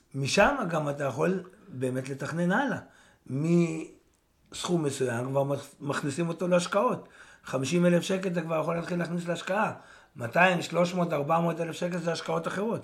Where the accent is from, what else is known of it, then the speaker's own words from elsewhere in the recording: Israel; אני יצאתי מהקיבוץ